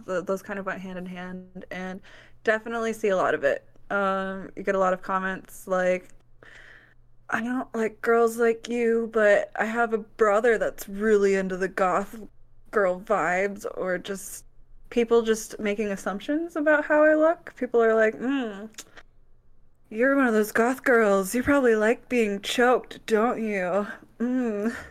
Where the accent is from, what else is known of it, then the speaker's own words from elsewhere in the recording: Wisconsin, United States; now in Kansas City, United States; I was born on the Organic Valley Farm, actually, in Wisconsin